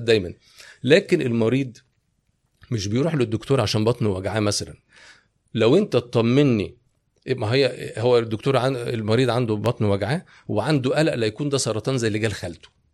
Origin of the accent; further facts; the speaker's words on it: Egypt; انا صغير انا كنت كبرت في مصر